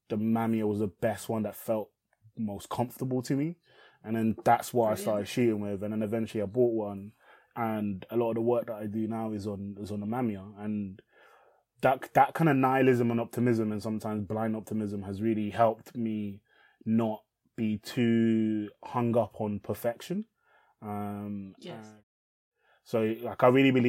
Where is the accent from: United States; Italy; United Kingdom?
United Kingdom; England; English is a second language; I moved to England as an asylum seeker